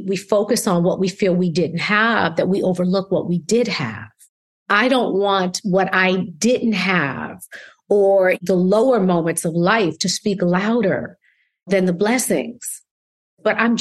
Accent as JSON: {"language": "English", "town": "Schenectady", "region": "New York", "country": "United States", "tie": "born or raised there", "said": "Upstate New York. So I'm from Schenectady, New York."}